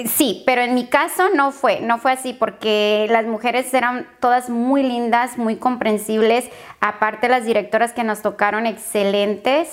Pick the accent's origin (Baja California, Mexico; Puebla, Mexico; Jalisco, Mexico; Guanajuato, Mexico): Baja California, Mexico; Tijuana; moved away as an adult; now in San Diego, United States; Soy de Tijuana, Baja California, México